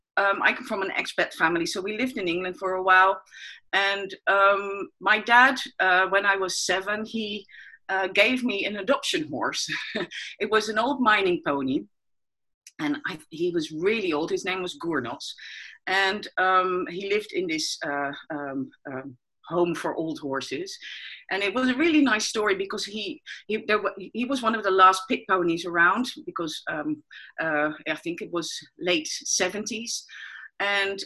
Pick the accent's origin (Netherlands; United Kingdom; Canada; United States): Netherlands; I'm from the Netherlands